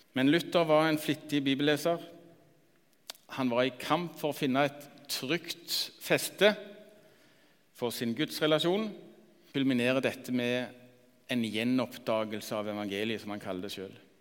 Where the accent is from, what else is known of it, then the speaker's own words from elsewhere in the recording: Randaberg, Rogaland, Norway; Jeg vokste opp på Randaberg, fem mil lenger nord.